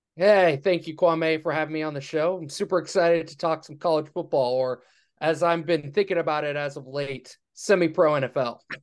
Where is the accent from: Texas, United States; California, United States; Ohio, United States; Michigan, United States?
California, United States; Los Angeles; college football was all I knew because I grew up in Los Angeles